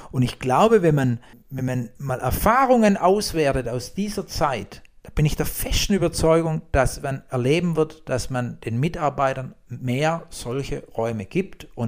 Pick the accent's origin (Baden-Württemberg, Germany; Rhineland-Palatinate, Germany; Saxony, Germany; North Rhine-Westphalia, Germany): Baden-Württemberg, Germany; accent: Swabian; um es auf Schwäbisch mal so zu sagen. Gar nicht so schlecht. Heißt, als Schwabe ist es sehr gut.